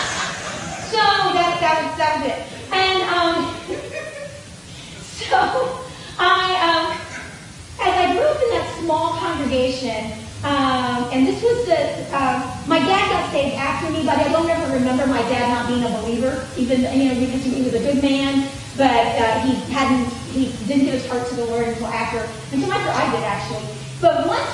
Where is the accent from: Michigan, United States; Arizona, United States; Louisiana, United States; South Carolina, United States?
South Carolina, United States; Gaffney; So I grew up in Gaffney, South Carolina, which is a small town in the Piedmont area.